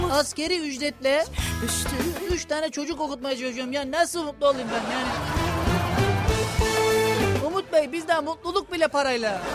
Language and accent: Turkish; Kırklareli, Turkey; Ben kendim de kırklar eliyim